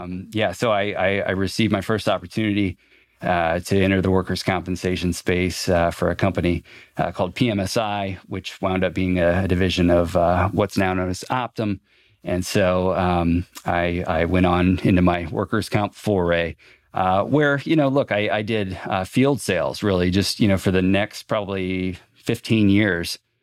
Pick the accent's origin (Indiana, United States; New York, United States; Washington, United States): Indiana, United States; Fort Wayne; I grew up on the southeast side of Fort Wayne.